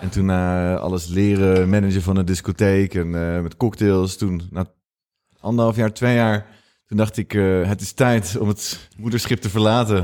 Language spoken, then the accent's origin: Dutch; Rotterdam, South Holland, Netherlands; moved away as an adult; also born or lived in Amsterdam; ik kom uit Rotterdam